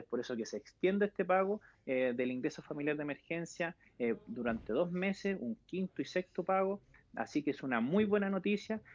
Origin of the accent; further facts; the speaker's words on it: Chile; como chilenos en general